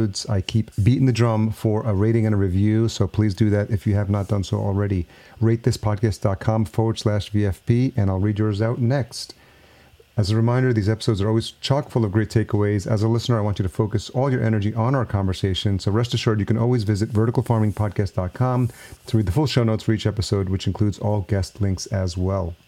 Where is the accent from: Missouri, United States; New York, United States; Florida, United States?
New York, United States; Yonkers; also born or lived in El Salvador; I grew up in Yonkers, New York. Actually, born in El Salvador